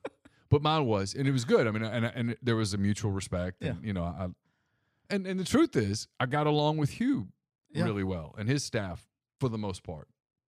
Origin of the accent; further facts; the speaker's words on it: Ruston, Louisiana, United States; Jack coached at Louisiana Tech and I grew up in Ruston, yeah.